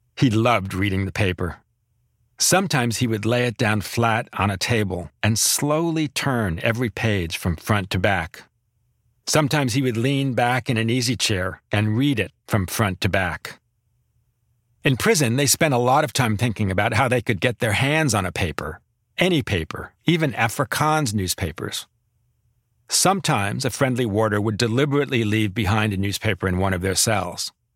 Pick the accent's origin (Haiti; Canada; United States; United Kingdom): United States; as an American